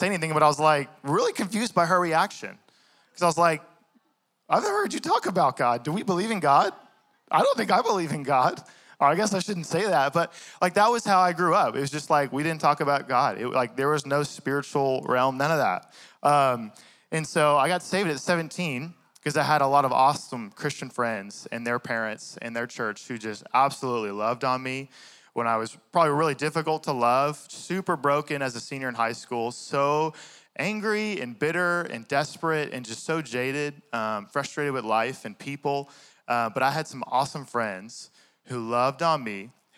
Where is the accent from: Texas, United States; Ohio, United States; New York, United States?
Texas, United States; Fort Worth; also born or lived in Dallas, Texas; now in Cedar Hill, United States; I grew up in the Bible Belt in Fort Worth